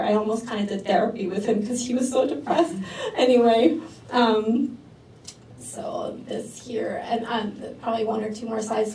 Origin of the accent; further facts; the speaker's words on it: New York City, New York, United States; also born or lived in New Jersey; now in Queens, New York City, United States; the ones I grew up with in New York City